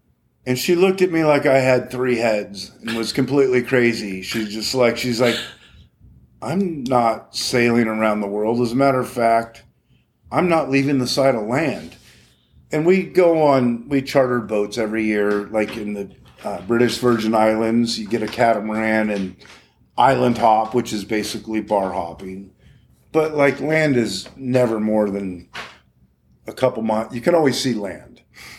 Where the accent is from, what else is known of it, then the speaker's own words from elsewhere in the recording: Morro Bay, California, United States; growing up in Morro Bay, comfortable on the ocean, boating, you know, something I've just always done.